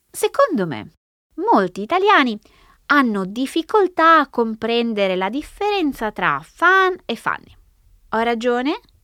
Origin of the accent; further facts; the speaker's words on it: Italy; first language Italian; moved away